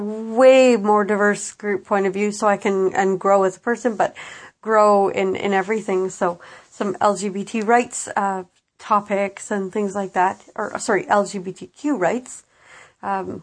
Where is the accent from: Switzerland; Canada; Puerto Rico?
Canada; as a Canadian